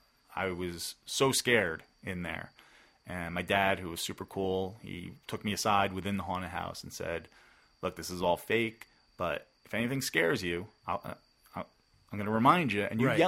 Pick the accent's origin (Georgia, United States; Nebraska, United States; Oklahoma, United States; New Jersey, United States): New Jersey, United States; Bergen County; I grew up in Bergen County. I didn't go to, my parents weren't like shore people typically.